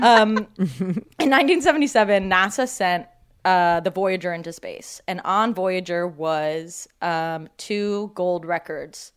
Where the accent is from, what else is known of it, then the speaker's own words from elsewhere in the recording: Cleveland, Ohio, United States; I'm from Cleveland